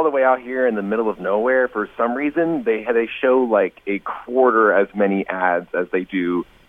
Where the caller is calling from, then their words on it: Pullman, Washington, United States; All the way from Pullman, Washington, in the middle of nowhere.